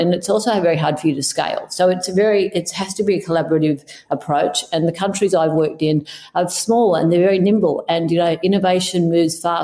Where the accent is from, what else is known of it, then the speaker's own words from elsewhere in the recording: Australia; I'm Australian.